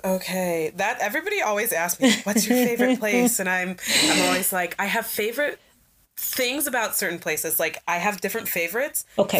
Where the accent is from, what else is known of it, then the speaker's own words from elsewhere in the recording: Oak Park, Illinois, United States; also born or lived in Chicago, Illinois; I'm from Oak Park. I was born out south in Chicago.